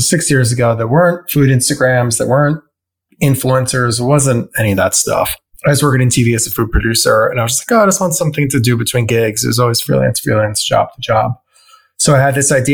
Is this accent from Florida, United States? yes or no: no; Westchester, New York, United States; also born or lived in Brooklyn, New York City; I was born in Brooklyn at Park Slope, but then I moved to Westchester when I was 6. So I grew up in the suburbs outside of New York City.